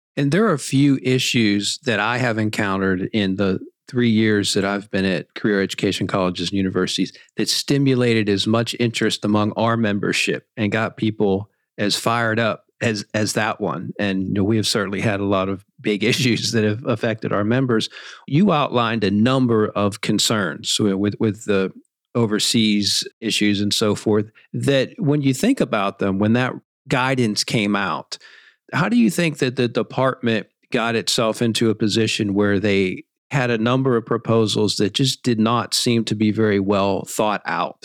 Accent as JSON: {"language": "English", "town": "Pittsburgh", "region": "Pennsylvania", "country": "United States", "said": "I'm from Pittsburgh"}